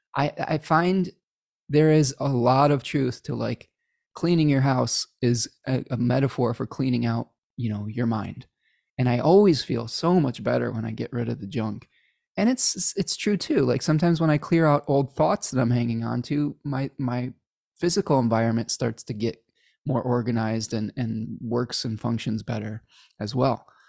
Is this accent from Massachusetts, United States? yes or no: no; Chicago, Illinois, United States; born or raised there; accent: Midwestern